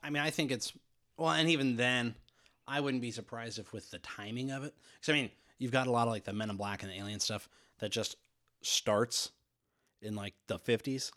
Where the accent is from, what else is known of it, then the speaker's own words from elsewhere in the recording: Midwest, United States; accent: plain Midwestern; that plain Midwestern